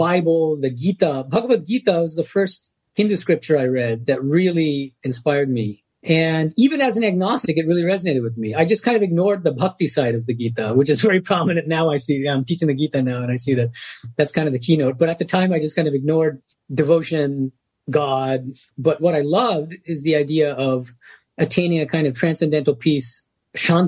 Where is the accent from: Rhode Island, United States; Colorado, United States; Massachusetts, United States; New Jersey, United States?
Massachusetts, United States; Boston; now in Los Angeles, United States; Born and raised in Boston as a Bengali American. So I spoke Bengali at home